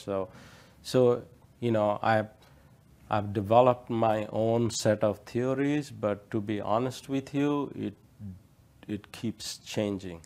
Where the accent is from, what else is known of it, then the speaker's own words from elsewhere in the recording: India; moved away; I grew up in India